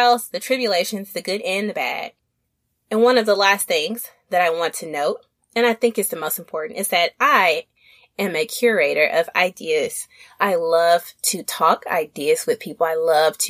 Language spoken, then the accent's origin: English; Little Rock, Arkansas, United States; accent: Southern; now in East Coast, United States; I'm a Southern chick from Little Rock, Arkansas